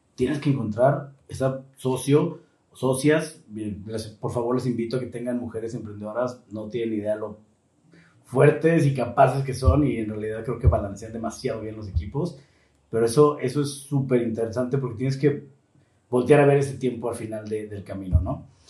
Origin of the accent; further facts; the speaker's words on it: Mexico; como mexicanos fallamos muchísimo